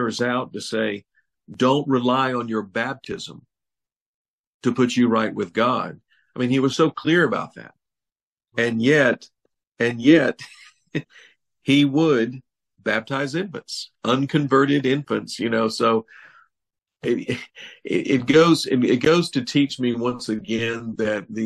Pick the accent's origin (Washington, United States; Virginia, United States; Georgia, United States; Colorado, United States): Georgia, United States; the British colony of Georgia, my native state.